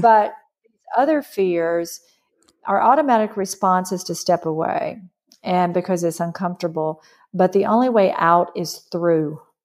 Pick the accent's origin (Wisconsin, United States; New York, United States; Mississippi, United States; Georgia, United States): Mississippi, United States; I grew up in Mississippi